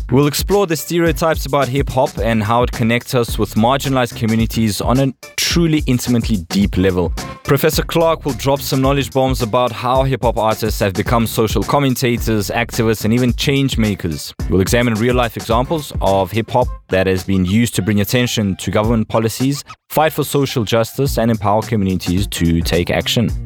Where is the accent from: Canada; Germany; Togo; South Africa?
South Africa; moved away as an adult; also born or lived in Russia; I grew up in South Africa in a really small town